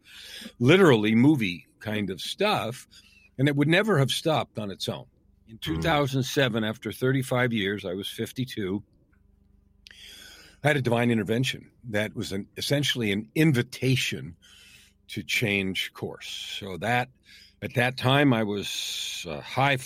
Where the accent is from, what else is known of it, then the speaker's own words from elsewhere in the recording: San Francisco, California, United States; I was born in San Francisco, grew up in the San Francisco Bay Area